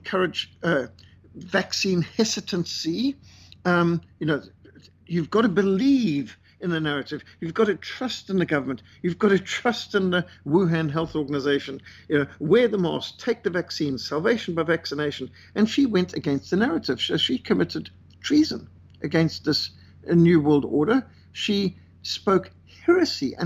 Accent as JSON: {"language": "English", "town": "Cape Town", "region": "Western Cape", "country": "South Africa", "tie": "born or raised there", "said": "my hometown, Cape Town. This is just a couple of minutes from where I live"}